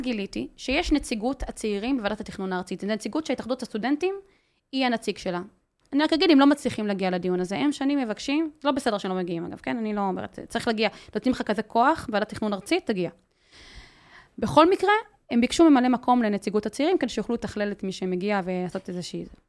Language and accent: Hebrew; Migdal HaEmek, Northern District, Israel; moved away as an adult; now in Haifa, Israel; אני חיה בחיפה, גדלתי במגדל העמק, אבל חיה בחיפה